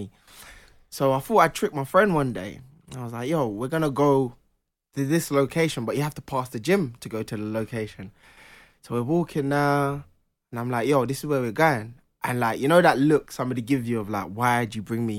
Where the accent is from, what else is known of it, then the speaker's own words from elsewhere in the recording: Jamaica; moved away; I was born in Jamaica